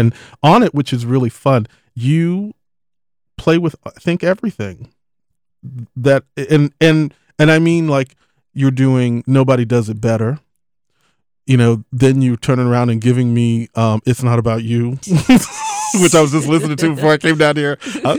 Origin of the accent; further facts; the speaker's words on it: Galveston, Texas, United States; I'm from Galveston, so yes, honey.